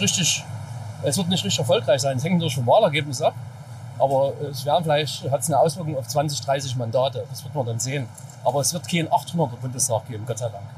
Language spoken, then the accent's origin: German; East Germany, Germany; als Ossi ist es ja trotzdem noch die Herkunft